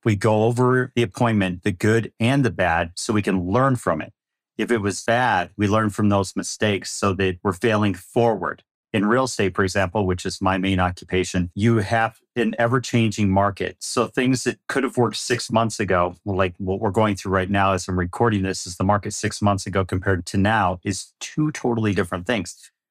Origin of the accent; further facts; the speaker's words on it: Midwest, United States; now in Phoenix, United States; I grew up in the Midwest